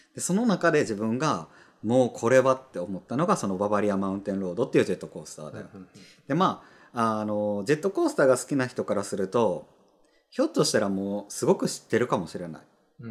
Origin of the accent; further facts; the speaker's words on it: Kansai, Japan; 関西人なんで